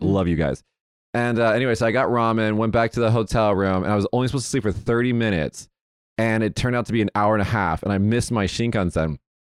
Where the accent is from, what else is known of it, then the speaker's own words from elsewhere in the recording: Las Vegas, Nevada, United States; I'm from Vegas